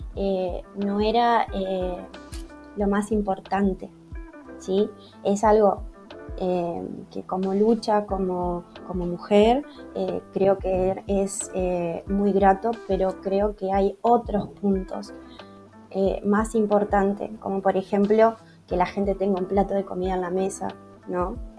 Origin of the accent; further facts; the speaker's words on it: Entre Ríos, Argentina; soy de Argentina, eh, provincia de Entre Ríos